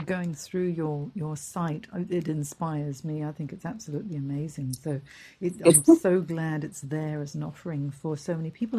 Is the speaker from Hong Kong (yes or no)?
yes; Hong Kong; moved away; I'm from Hong Kong originally. I grew up there.